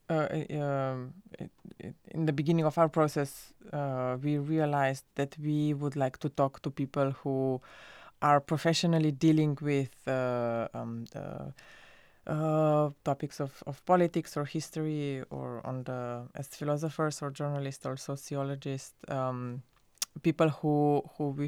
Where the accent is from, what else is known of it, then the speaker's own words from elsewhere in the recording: Slovenia; uh, and I'm so I'm from Slovenia, and I was uh, li- living at Berlin at the time